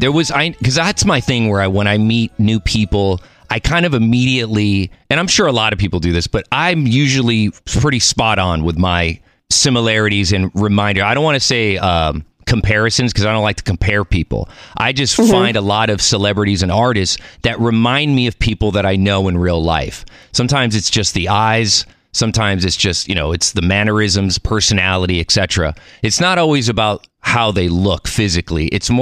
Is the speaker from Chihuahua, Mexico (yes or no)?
no; Mexico City, Mexico; born there; I'm Mexican. I was born in Mexico City. I don't speak Spanish. I should.